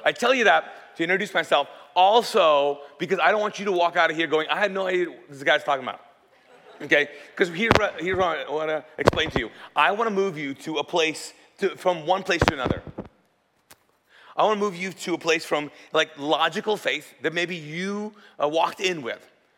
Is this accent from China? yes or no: no; Kuwait; English is a second language; And the story is because I grew up in Kuwait. So I'm Pakistani. And we speak Urdu there.